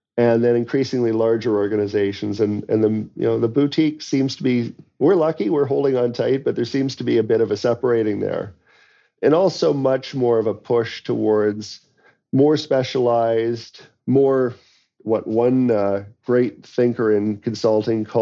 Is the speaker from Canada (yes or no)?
yes; London, Ontario, Canada; I was a grocery store clerk in my hometown of London, Ontario